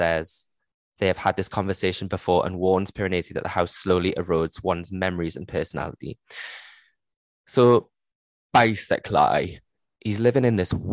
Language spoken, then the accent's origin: English; Geordie, North East England, United Kingdom; accent: Geordie; my Geordie accent